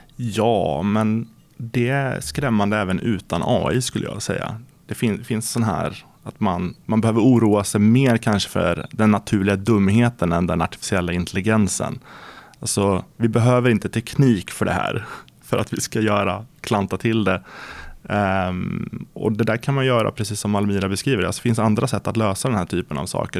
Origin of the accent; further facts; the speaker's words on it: Närke, Örebro County, Sweden; jag brukar säga att jag är från Närke